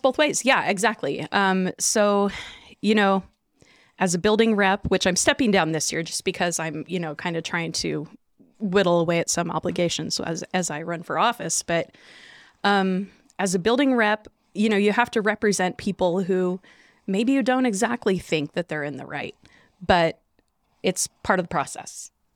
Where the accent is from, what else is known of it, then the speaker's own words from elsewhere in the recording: Chinook, Washington, United States; wanting to move back to Chinook, you know, 'cause it's where I grew up.